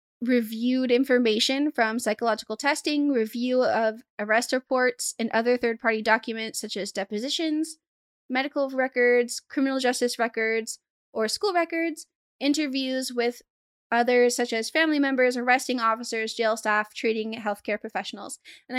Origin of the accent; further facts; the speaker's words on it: Arkansas, United States; Leave me alone. I'm from Arkansas. Just be grateful I don't say roof.